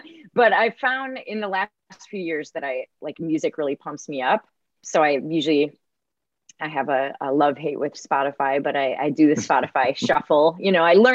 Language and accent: English; Minnesota, United States; I grew up in small town Minnesota